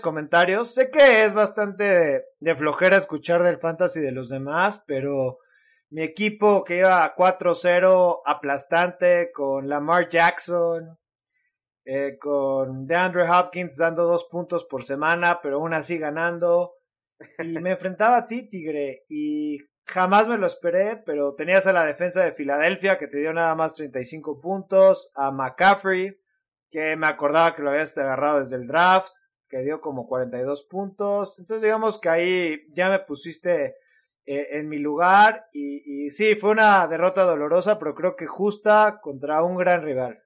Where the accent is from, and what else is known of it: Mexico